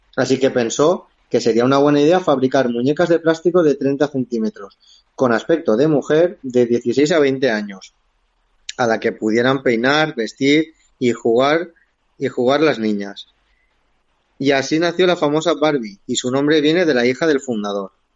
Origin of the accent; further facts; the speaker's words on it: Silla, Valencian Community, Spain; Silla, que es mi pueblo de nacimiento